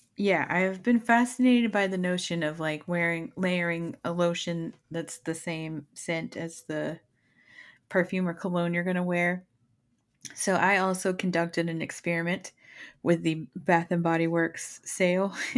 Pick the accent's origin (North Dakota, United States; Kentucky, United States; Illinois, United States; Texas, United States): Texas, United States; moved away; I'm from Texas and we don't have basements